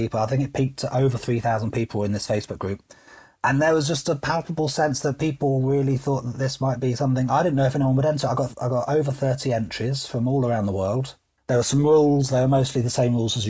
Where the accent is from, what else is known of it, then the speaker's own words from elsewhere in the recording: United Kingdom; I'm British